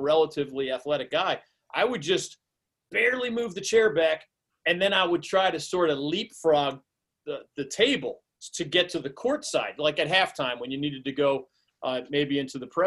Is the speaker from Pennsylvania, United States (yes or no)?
yes; Philadelphia, Pennsylvania, United States; moved away; also born or lived in North Carolina; growing up in Philly